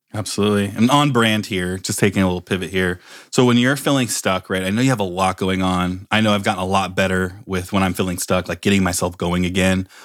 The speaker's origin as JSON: {"language": "English", "town": "Oakland", "region": "California", "country": "United States", "also_born_or_lived": "Palo Alto", "said": "I come from, I'm, I'm actually from Oakland"}